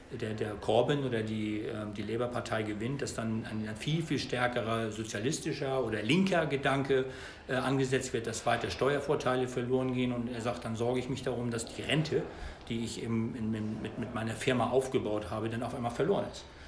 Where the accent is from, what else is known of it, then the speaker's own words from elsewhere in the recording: Germany; meine persönliche Situation im Zusammenhang mit Brexit als Deutscher